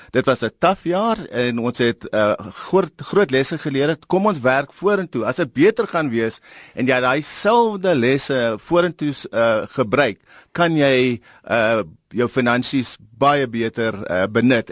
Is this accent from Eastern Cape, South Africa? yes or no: yes; Eastern Cape, South Africa; ek kom van die Oos-Kaap